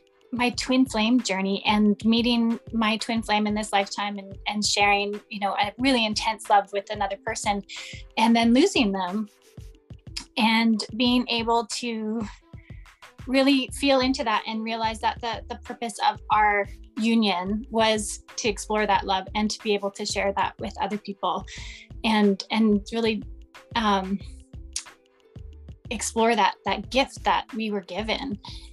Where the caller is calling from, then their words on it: Vancouver Island, British Columbia, Canada; And I'm joining you from Vancouver Island in Canada, way on the West Coast.